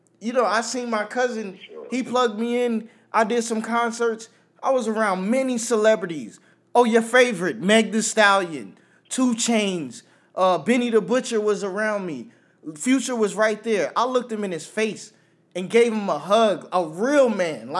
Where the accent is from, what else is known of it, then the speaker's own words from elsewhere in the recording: New York, United States; I'm a New Yorker